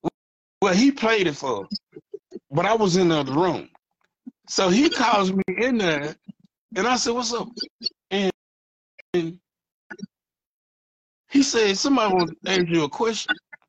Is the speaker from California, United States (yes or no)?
no; Louisiana, United States; now in Dallas, United States; I'm from Louisiana. We know how to shut our damn mouth. I live out here in Dallas, man.